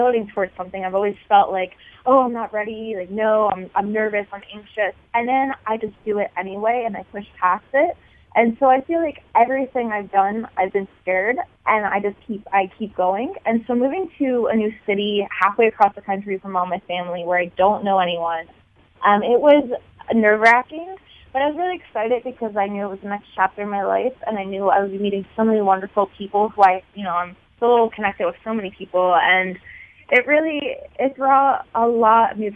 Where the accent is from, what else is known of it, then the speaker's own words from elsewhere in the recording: Bel Air, Maryland, United States; moved away as an adult; now in Chicago, United States; I moved to Chicago from Maryland. I'm originally from a small town called Bel Air